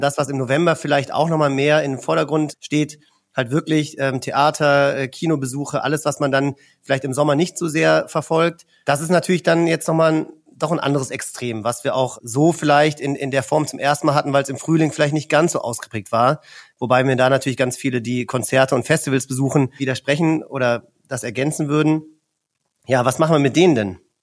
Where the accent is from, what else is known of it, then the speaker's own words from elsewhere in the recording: north of Düsseldorf, North Rhine-Westphalia, Germany; aus meiner Heimat im Norden von Düsseldorf